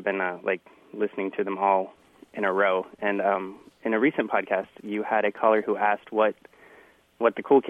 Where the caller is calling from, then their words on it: Santa Cruz, California, United States; I'm calling from Santa Cruz, California.